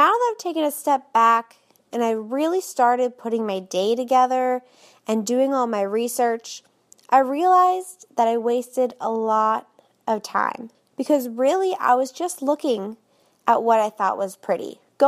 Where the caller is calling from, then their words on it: Orlando, Florida, United States; I'm from Orlando, Florida.